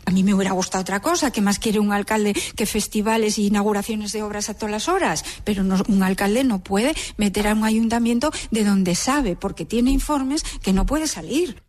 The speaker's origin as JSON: {"language": "Spanish", "town": "Gijón", "region": "Asturias", "country": "Spain", "said": "yo soy una gijonesa más"}